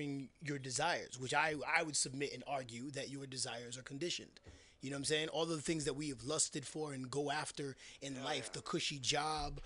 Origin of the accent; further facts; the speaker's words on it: New York, United States; moved away as an adult; now in San Francisco, United States; I was born and raised in New York. I've been out in the Bay Area on and off for about 13 years